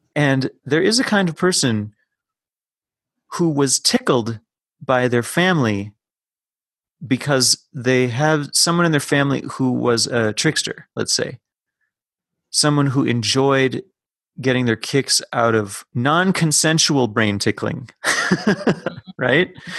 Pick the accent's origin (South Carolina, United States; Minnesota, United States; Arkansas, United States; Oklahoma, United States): Minnesota, United States; as a Minnesotan